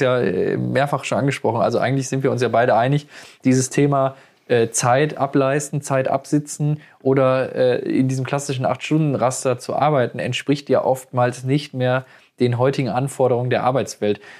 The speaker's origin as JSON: {"language": "German", "area": "Ruhr area", "region": "North Rhine-Westphalia", "country": "Germany", "said": "wir kommen ja aus dem Ruhrgebiet"}